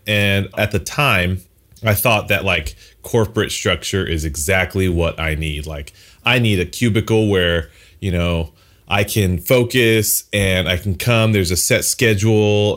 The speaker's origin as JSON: {"language": "English", "town": "Los Angeles", "region": "California", "country": "United States", "tie": "born or raised there", "said": "born and raised in Southern California, LA for the most part"}